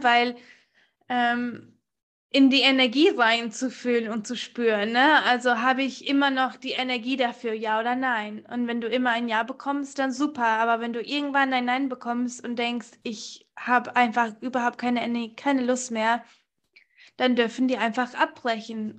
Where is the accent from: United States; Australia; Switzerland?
United States; now in Germany; seitdem ich zehn bin, war ich oder bin ich in den USA aufgewachsen